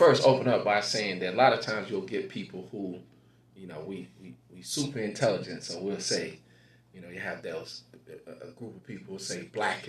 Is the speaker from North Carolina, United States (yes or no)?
yes; Goldsboro, North Carolina, United States; So the first time I realized I was black was growing up in Goldsboro, North Carolina.